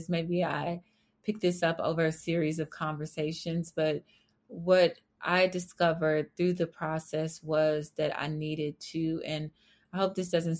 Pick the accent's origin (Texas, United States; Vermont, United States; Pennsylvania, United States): Texas, United States; Fort Worth; I grew up in Fort Worth, Texas